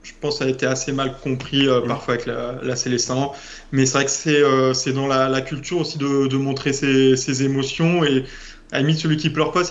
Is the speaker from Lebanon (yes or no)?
no; France; also born or lived in Rio de Janeiro, Brazil; je suis français